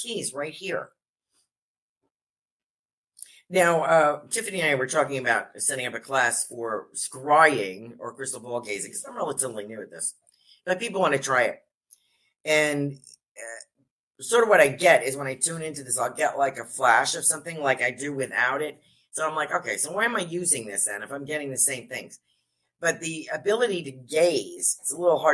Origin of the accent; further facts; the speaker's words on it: New York, United States; I'm a New Yorker